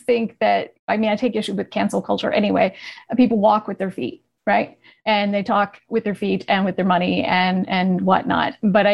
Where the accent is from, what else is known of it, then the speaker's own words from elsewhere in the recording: New England, United States; now in Los Angeles, United States; I was from New England. I moved to Los Angeles